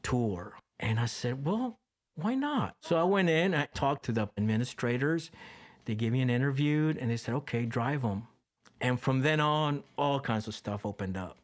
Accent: Costa Rica; moved away; Growing up in Costa Rica, I was embedded in that.

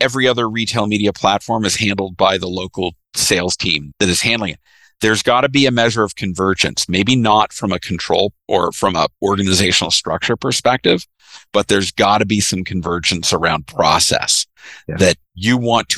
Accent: Canada; I'm the Canadian in the group

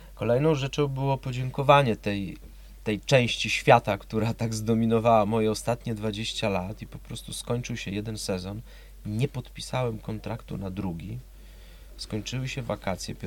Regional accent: Gdańsk, Pomeranian Voivodeship, Poland; moved away as an adult; also born or lived in Poznań; urodziłem się w Gdańsku, półtora kilometra od morza

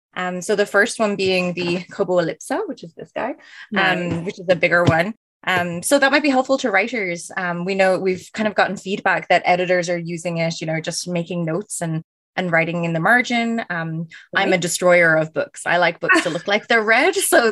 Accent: Ireland; now in Canada; And I am originally from Ireland, which is why the accent is a little bit all over the place, but I've been in Canada now for almost 10 years.

